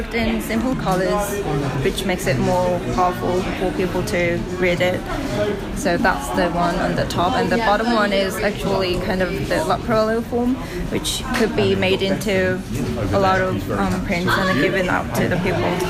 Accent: South Korea; now in Cambridge, United Kingdom; I'm from South Korea.

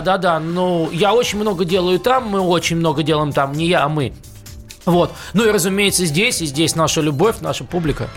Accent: Moscow, Russia; also born or lived in New York; Я москвич, я родился и вырос в Москве

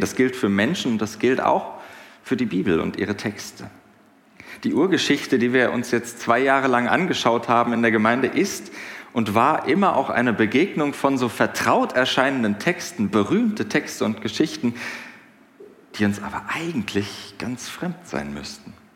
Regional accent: Hinterland, Hesse, Germany; Ich komme aus dem Hinterland

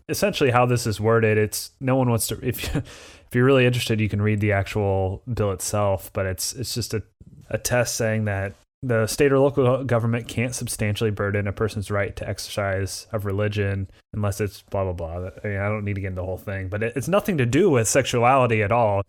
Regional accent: Indiana, United States; I'm from Indiana.

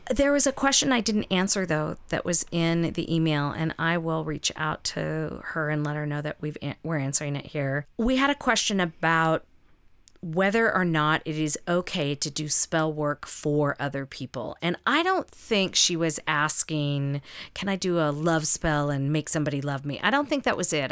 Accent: the South, United States; I grew up in the South

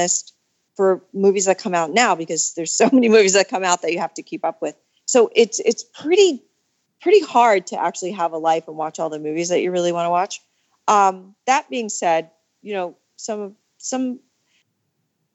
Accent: Vermont, United States; also born or lived in Long Island, New York; I was born on Long Island, but I grew up in Vermont. I moved to Vermont when I was 11 and I went to college there.

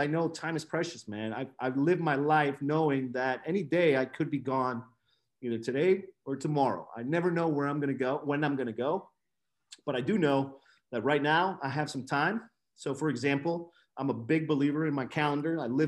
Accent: Nicaragua; moved away; I'm originally from Nicaragua. I was born in Nicaragua.

